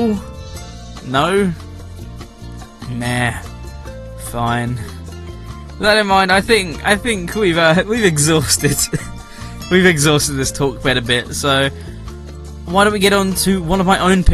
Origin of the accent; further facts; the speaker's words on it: United Kingdom; I am British